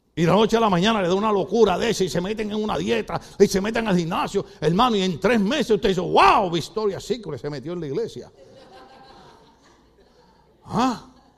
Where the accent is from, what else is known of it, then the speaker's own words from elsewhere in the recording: Puerto Rico; moved away; En mi país es así